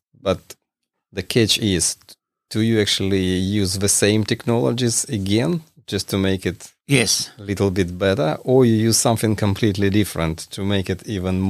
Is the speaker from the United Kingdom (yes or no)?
no; Ukraine; now in Australia; technically, I'm from Soviet Union, and I'm from the generation who observed all these transformations